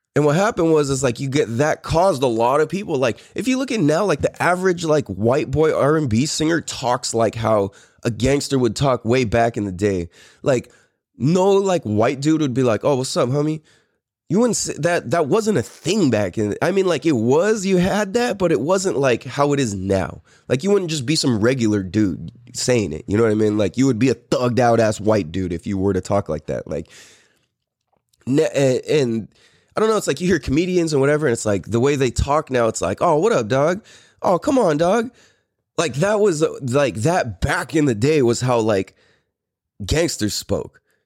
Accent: San Diego, California, United States; also born or lived in Clairemont, San Diego / Poway / Hawaii / Temecula; I am really, really from Mira Mesa.

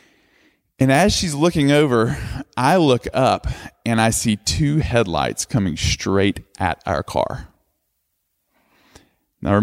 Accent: Tuscumbia, Alabama, United States; moved away; my hometown, Tuscumbia, Alabama

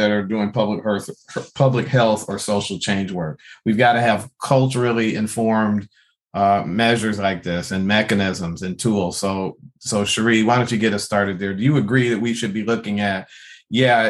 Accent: Detroit, Michigan, United States; I grew up Black in Detroit

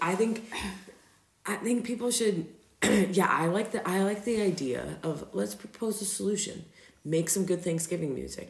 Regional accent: Virginia, United States; also born or lived in Denver; now in Austria; I'm from Virginia.

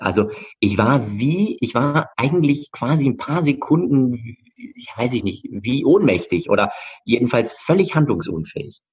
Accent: Bochum, North Rhine-Westphalia, Germany; also born or lived in Hamburg; bin also dann bei meinen Bochumer Eltern im Ruhrport aufgewachsen

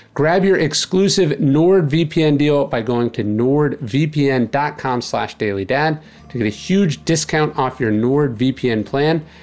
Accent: California, United States; I grew up in California

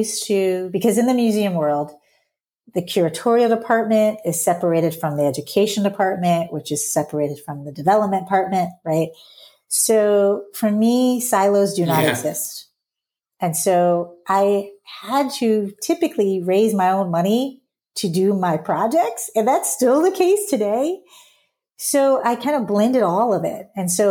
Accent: Southern US, United States

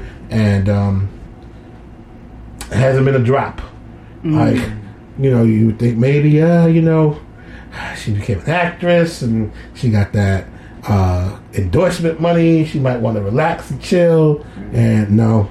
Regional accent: New York City, New York, United States; my hometown.

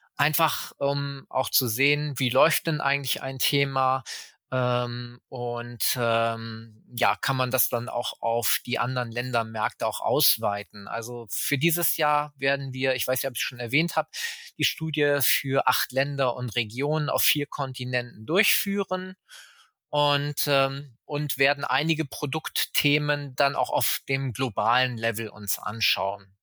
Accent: Germany; ich selbst lebe auch in Deutschland, bin auch Deutscher

